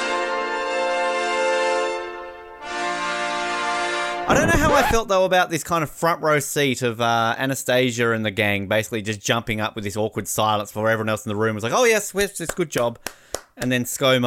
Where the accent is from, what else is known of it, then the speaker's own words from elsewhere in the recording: Australia; As an Australian